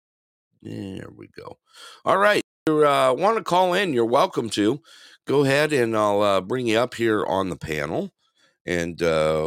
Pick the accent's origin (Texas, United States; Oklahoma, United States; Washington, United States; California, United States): California, United States; moved away; my hometown